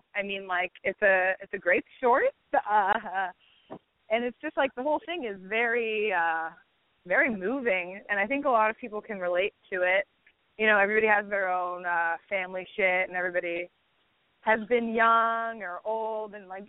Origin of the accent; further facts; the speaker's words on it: Los Angeles, California, United States; which is maybe because I was born and raised in Los Angeles